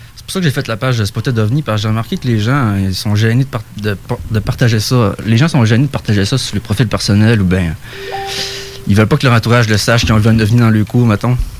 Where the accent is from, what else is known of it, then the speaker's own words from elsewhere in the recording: Saguenay, Quebec, Canada; now in Côte-Nord, Canada; je viens du Saguenay, mais je suis là-bas.